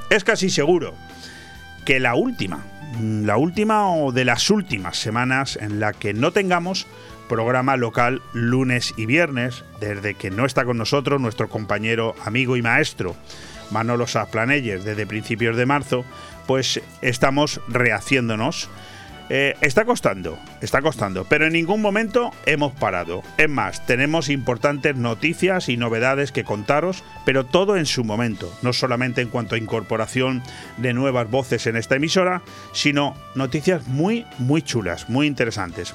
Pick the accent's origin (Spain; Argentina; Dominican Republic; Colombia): Spain; así somos los españoles